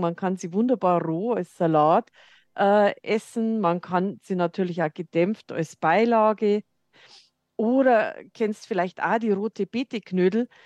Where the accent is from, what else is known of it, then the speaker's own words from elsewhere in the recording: Lower Bavaria, Germany; now in Munich, Germany; Ich komme ja aus Niederbayern, hört man vielleicht